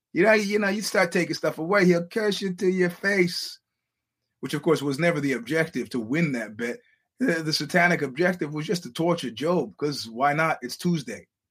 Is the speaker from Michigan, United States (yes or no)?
no; New York, United States; as a New Yorker